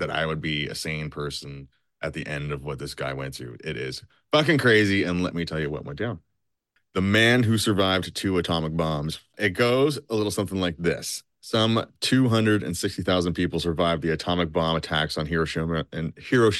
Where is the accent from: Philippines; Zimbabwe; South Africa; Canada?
Canada; I'm from Canada, eh?